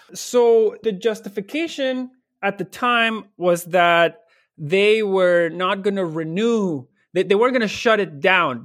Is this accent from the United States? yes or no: no; Barquisimeto, Lara, Venezuela; moved away as an adult; now in Toronto, Canada; I actually was born in a small town dead in the center of Venezuela called Barquisimeto